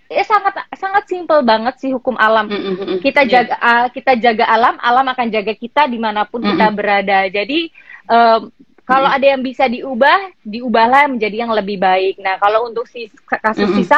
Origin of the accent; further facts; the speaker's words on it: Gresik, East Java, Indonesia; … di Gresik, soalnya aku dari Gresik.